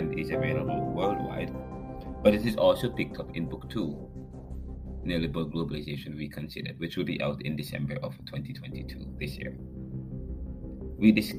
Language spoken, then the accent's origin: English; Jamaica; moved away as an adult; now in United States; I'm from Jamaica